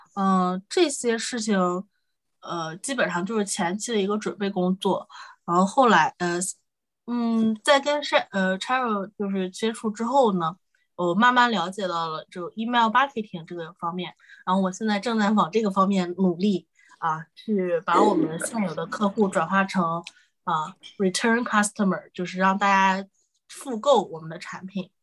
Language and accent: Chinese; Shandong, China; also born or lived in Northeast China / United Kingdom; now in Hangzhou, China; 我是山东人，然后老家是东北的，但是我现在在杭州，所以就是从北到南的一个转化